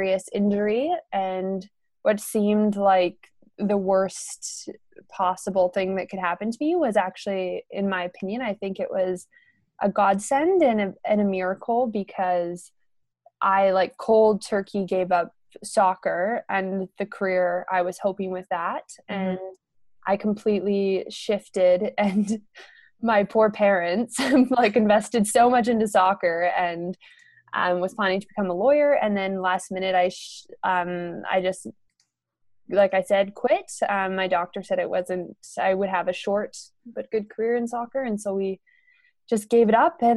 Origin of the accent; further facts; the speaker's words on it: Canada; I'm from Canada, and I was born and raised in a small town